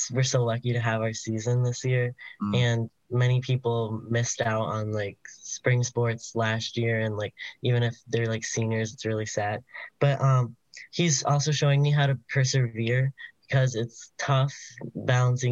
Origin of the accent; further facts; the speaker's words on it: Lakeview, New York, United States; I'm from Lakeview, New York